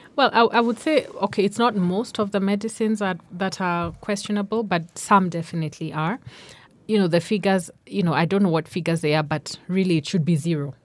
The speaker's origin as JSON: {"language": "English", "region": "Nairobi", "country": "Kenya", "tie": "born or raised there", "also_born_or_lived": "Karatina, Nyeri, Kenya", "said": "I was born in Nairobi, but at that time we're living in, in Nyeri, in Karatina. But, uh, s, I think we left there when, when I was under five. So most of my life I've been in Nairobi"}